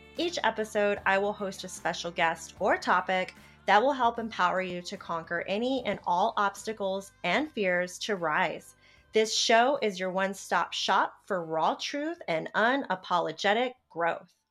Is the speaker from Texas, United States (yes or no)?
no; Charlotte, North Carolina, United States; my hometown of Charlotte, North Carolina